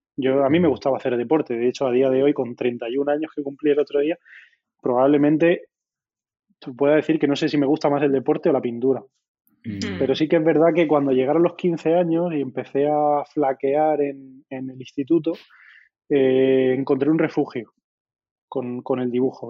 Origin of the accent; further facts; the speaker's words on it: La Carolina, Andalusia, Spain; moved away as an adult; la Carolina, en mi pueblo